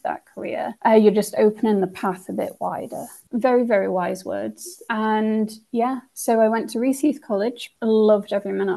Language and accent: English; Isle of Man; I am from the Isle of Man